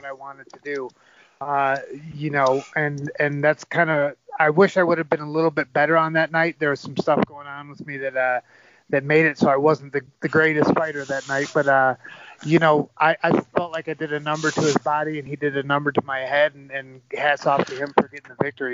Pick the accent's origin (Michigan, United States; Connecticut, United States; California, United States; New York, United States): Michigan, United States; Ann Arbor; moved away; I take a lot of pride in the fact that I'm from Ann Arbor